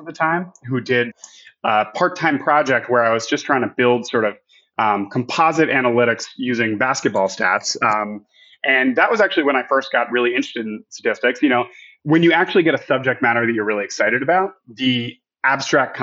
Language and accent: English; New York, United States; moved away as an adult; also born or lived in Vermont; now in Texas, United States; born and raised in New York